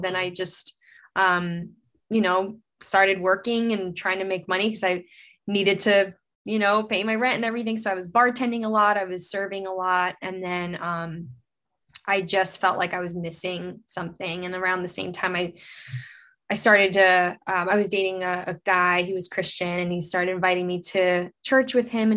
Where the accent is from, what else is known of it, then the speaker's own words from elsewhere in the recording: Fort Lauderdale, Florida, United States; also born or lived in Brazil; I was living in Fort Lauderdale, Florida. It's where I grew up